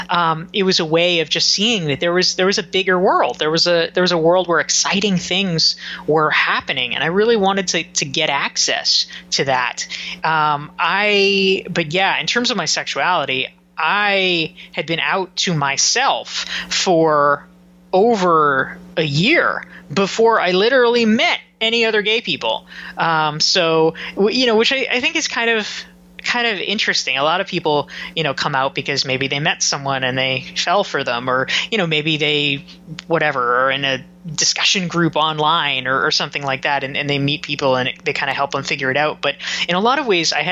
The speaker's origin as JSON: {"language": "English", "town": "Pinehurst", "region": "North Carolina", "country": "United States", "tie": "born or raised there", "said": "I grew up in Pinehurst, North Carolina, which is a very small town uh, south of the Triangle, and uh, it it is known as the golf capital of the world."}